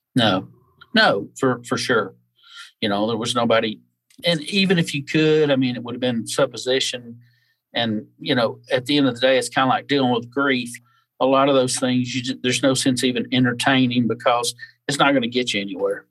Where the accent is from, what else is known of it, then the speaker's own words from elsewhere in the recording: North Alabama, United States; moved away as an adult; now in Pensacola, United States; I was raised in North Alabama and moved to South Alabama and the Gulf Coast when I was about 19 years old and been here ever since